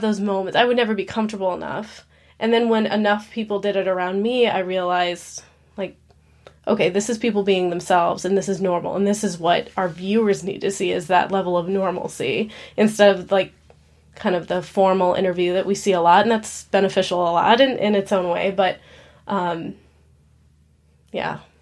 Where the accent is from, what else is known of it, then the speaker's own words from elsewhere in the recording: Alaska, United States; moved away as an adult; now in Nashville, United States; I'm born and raised in Alaska